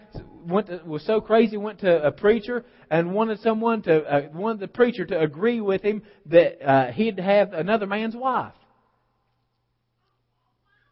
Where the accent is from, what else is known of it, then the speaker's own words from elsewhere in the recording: West Virginia, United States; I'm from West Virginia